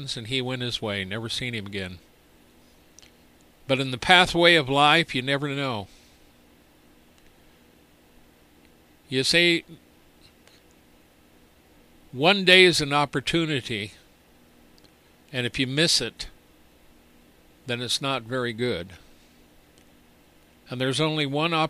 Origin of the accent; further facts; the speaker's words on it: United States; we're American